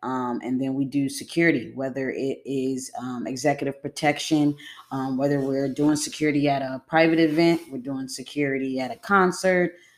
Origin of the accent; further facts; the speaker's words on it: Buffalo, New York, United States; Western New York. I'm from Buffalo, New York